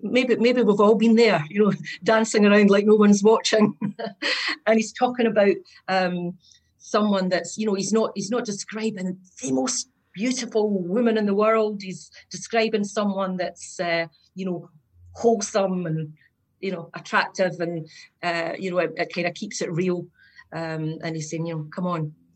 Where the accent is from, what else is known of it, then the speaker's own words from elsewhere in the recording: Scotland, United Kingdom; from Scotland. I'm the Scottish version of Patty, maybe.